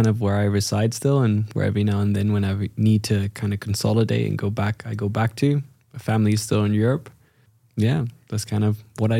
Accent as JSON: {"language": "English", "country": "China", "tie": "born or raised there", "said": "My parents are from the Netherlands, but I ended up growing up in China."}